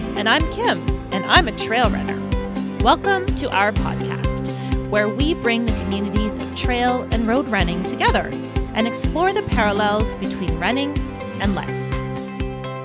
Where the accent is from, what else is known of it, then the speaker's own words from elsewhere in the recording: Alberta, Canada; moved away as an adult; now in Manitoba, Canada; I grew up in Alberta.